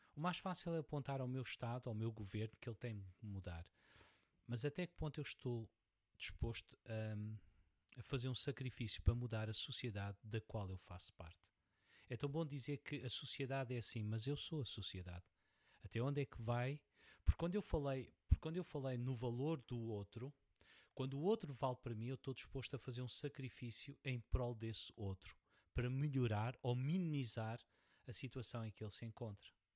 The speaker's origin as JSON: {"language": "Portuguese", "country": "Portugal", "said": "sou, sou português"}